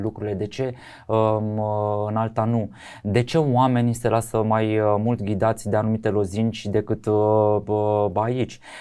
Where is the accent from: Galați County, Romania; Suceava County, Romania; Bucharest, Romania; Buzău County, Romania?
Bucharest, Romania; eu sunt un bucureștean jet by jet, sunt crescut aici, am copilărit aici